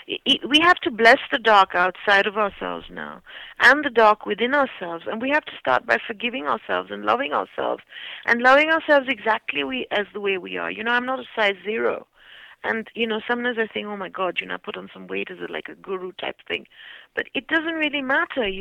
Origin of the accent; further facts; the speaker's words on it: India; moved away; I'm Indian